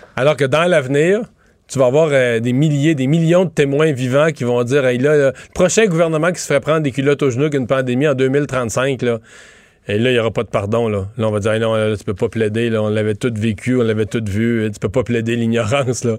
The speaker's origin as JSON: {"language": "French", "town": "Rivière-du-Loup", "region": "Quebec", "country": "Canada", "moved": "yes", "said": "on arrivait de Rivière-du-Loup"}